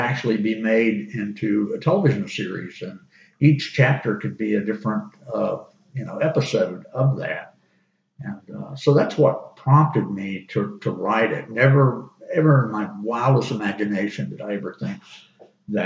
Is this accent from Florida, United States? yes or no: yes; Auburndale, Florida, United States; also born or lived in South Alabama; I grew up in Auburndale and was there until I graduated from high school